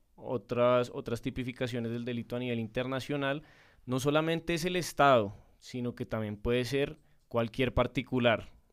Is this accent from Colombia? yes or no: yes; Colombia; como colombianos